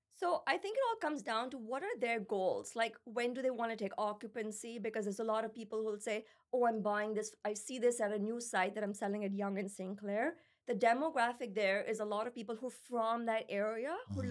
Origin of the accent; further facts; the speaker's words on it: Pakistan; also born or lived in United States; now in Canada; When I grew up in Pakistan, there's like stray dogs and cats everywhere